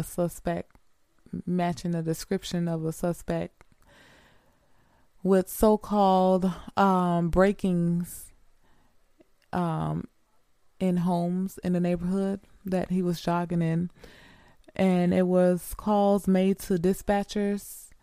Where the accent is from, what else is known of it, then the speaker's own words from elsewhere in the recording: Greenwood, Mississippi, United States; moved away as an adult; I was born and raised in Mississippi, Greenwood, Mississippi